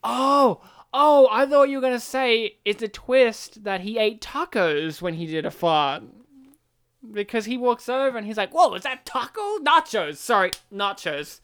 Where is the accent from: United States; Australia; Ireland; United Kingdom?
Australia; We are from Australia